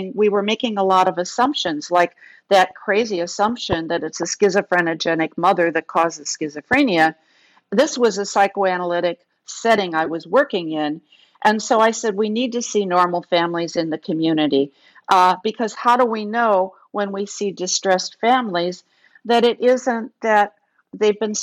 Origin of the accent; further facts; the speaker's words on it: Kenosha, Wisconsin, United States; I grew up in Kenosha, Wisconsin, which was a factory town.